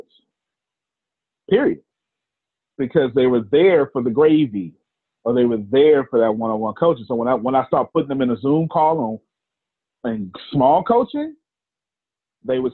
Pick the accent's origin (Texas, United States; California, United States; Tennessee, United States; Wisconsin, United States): Texas, United States; I'm from the South, Texas. And there's a certain way to do black preaching down here in the South.